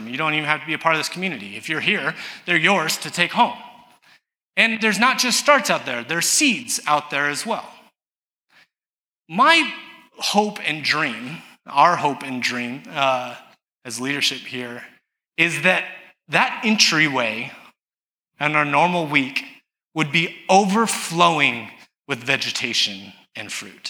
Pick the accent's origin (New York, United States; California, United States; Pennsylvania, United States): California, United States; Southern; I grew up in Southern California, where we didn't know what recycling was